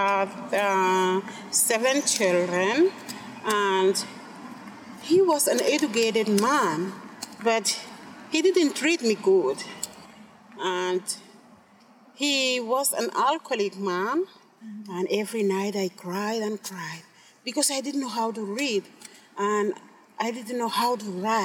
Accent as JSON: {"language": "English", "area": "Tanna Island", "region": "Tafea", "country": "Vanuatu", "moved": "yes", "lives_now": "Port Vila, Vanuatu", "said": "I am from Tana Island"}